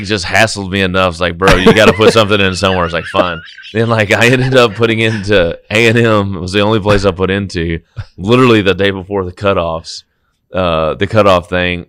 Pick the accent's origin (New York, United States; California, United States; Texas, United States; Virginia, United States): Texas, United States; Brock; also born or lived in Fort Worth, Texas; raised in Brock's, out about forty minutes west, a little tiny town